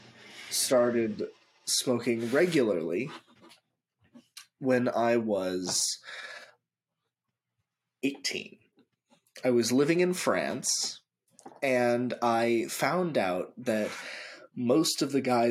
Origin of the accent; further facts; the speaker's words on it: Gig Harbor, Washington, United States; once I was out of high school and I was working at the grocery store, a local grocery store in Gig Harbor